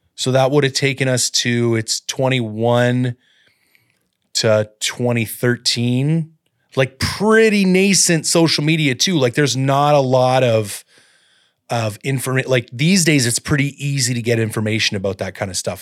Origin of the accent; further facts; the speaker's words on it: Collingwood, Ontario, Canada; moved away; also born or lived in Owen Sound / Barrie / London, Ontario; I grew up at Blue Mountain in Collingwood